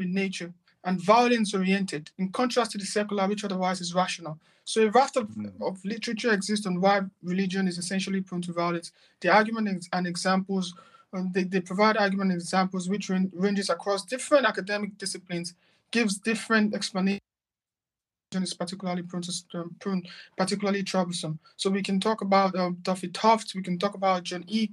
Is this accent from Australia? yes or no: no; Nigeria; moved away as an adult; also born or lived in Malaysia / Turkey / Qatar; now in London, United Kingdom; I'm a Nigerian